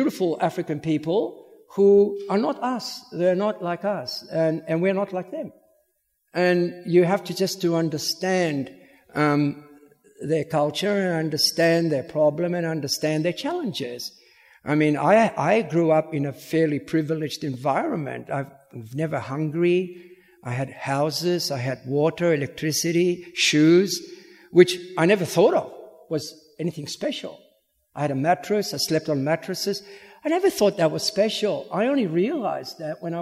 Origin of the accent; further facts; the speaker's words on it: Williamstown, Victoria, Australia; moved away as an adult; also born or lived in Sydney; I'm from Williamstown